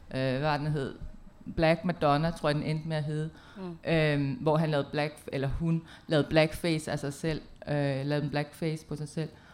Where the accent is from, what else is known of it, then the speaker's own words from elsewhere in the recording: Denmark; jeg er fra Danmark